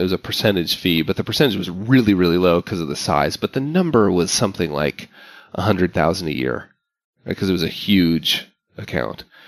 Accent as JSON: {"language": "English", "town": "Park City", "region": "Utah", "country": "United States", "tie": "born or raised there", "moved": "yes", "said": "my hometown, Park City, Utah. Like I, I grew up there"}